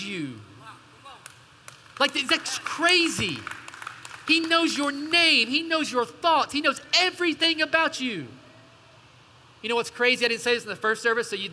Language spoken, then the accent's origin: English; East Tennessee, United States; moved away; also born or lived in Portland; I grew up in the outdoors. I'm from the mountains of East Tennessee